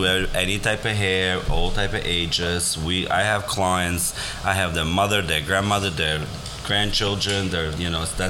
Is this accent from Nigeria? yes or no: no; Albania; now in Riverdale, United States; I came from Albania, and I live here, and I started working here right away, and it's been such a pleasure getting to know Riverdale community and people.